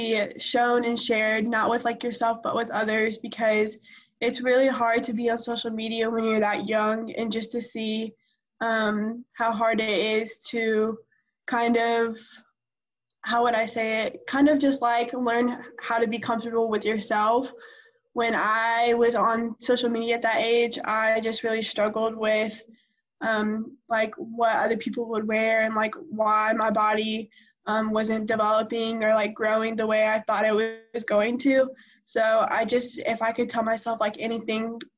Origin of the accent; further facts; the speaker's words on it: Virginia, United States; now in Harrisburg, United States; I was born in Virginia, but I currently live right outside of Charlotte in Harrisburg